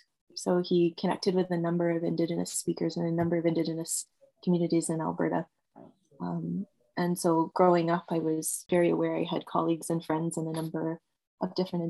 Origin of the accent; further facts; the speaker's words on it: England, United Kingdom; moved away; My husband and I are both immigrants. We're both from away. He's from Holland and I'm from England, although you wouldn't be able to tell the accent.